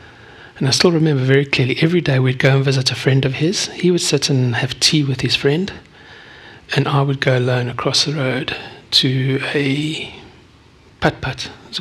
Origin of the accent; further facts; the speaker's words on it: South Africa; born there; I was born 55 years ago, on the 17th of July, 1968, in South Africa. My accent does not give that away, but that's okay.